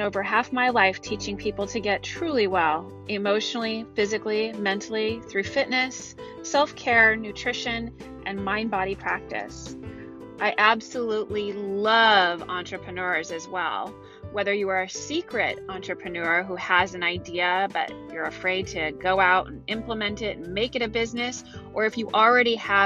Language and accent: English; Santa Cruz, California, United States; also born or lived in Marin County, California; I'm in beautiful Santa Cruz, California, which is my hometown